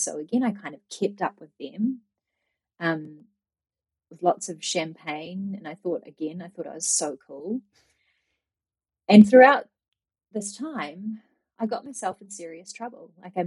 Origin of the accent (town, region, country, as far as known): New Zealand; born or raised there; moved away as an adult; also born or lived in Japan